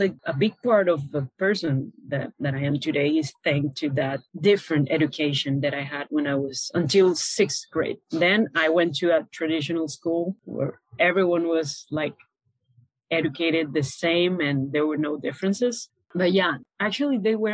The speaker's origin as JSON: {"language": "English", "town": "Caracas", "region": "Capital District", "country": "Venezuela", "tie": "born or raised there", "moved": "as an adult", "lives_now": "Panama", "said": "So I was born and raised in Venezuela, in Caracas, the capital city."}